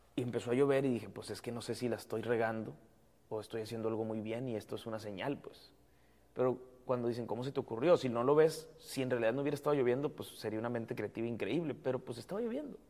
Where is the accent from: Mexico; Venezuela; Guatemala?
Mexico; nosotros como mexicanos